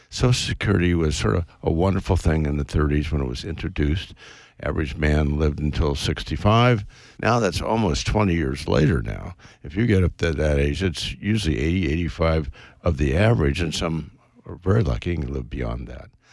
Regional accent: West Coast, United States; I was brought up on the West Coast, went to Stanford

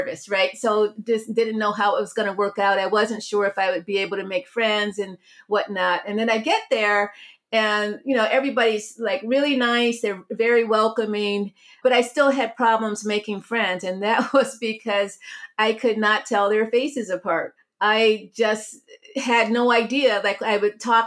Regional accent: Cleveland, Ohio, United States; also born or lived in Beachwood, Ohio; I grew up in Cleveland, Ohio

